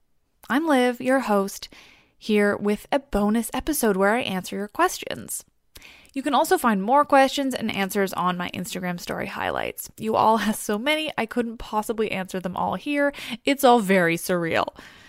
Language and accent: English; West Coast, Canada; also born or lived in Toronto; now in Vancouver, Canada; I grew up on the West Coast, where we don't get either of those things and somehow are still Canada, and my body has never adapted